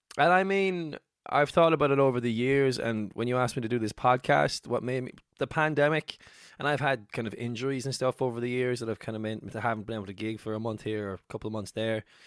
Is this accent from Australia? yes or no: no; Cork, Munster, Ireland; moved away as an adult; now in Dublin, Ireland; I moved to Dublin from Cork, where I'm from